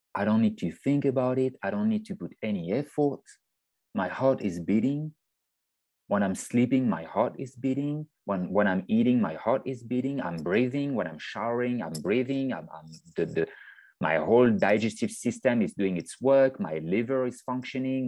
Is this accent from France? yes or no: yes; French Alps, France; moved away; I was born in the French Alps. Um, so I'm from France